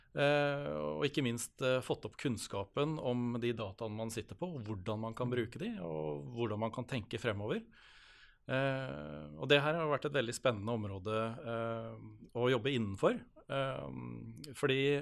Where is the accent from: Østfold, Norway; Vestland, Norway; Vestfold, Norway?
Østfold, Norway; Halden; jeg kommer fra Halden og bor i Halden